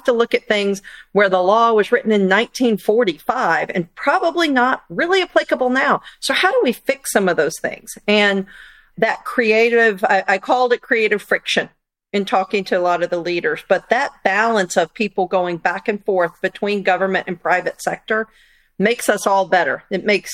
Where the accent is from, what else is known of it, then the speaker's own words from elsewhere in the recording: United States; as an American